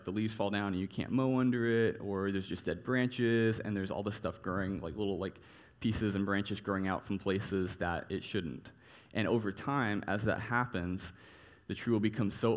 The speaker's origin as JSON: {"language": "English", "region": "Texas", "country": "United States", "tie": "born or raised there", "said": "growing up in Texas"}